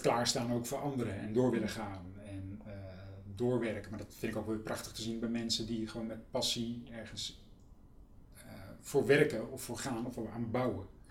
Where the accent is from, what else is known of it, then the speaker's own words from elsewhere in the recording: Utrecht, Netherlands; het Kanaaleiland waar ik ben opgegroeid